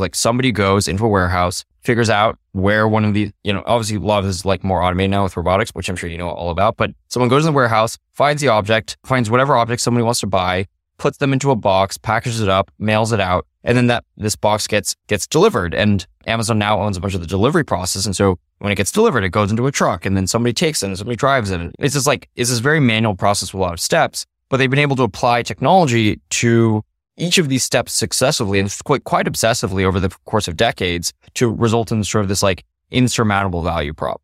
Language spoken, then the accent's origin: English; Los Alamos, New Mexico, United States; I grew up in Los Alamos, New Mexico